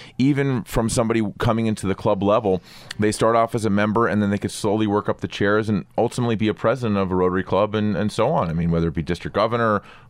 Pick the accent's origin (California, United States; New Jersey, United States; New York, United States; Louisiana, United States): New York, United States; And here it is, I'm a banker from New York.